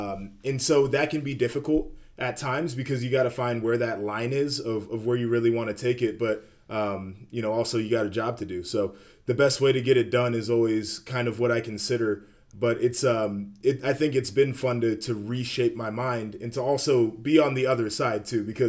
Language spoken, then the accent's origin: English; Ohio, United States; Yeah, I mean, I grew up 30 minutes outside of Columbus, northern suburb, and so I grew up in the rivalry